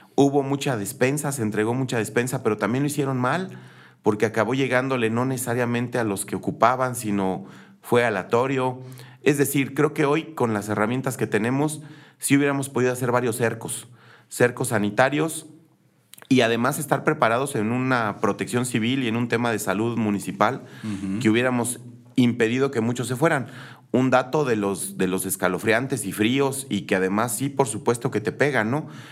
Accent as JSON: {"language": "Spanish", "town": "Colón", "region": "Querétaro", "country": "Mexico", "tie": "born or raised there", "also_born_or_lived": "Peñamiller", "said": "crecí entre tres lugares en Colón, ahí en Esperanza, que es donde tenemos la casa, su casa, Gracias. en Peñamiller, que es de donde era mi mamá"}